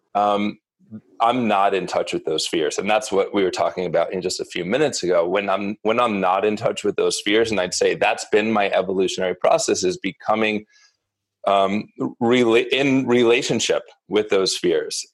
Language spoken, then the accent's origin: English; Northeast, United States; also born or lived in New York City; I grew up in the Northeast and a relatively privileged, insular upbringing.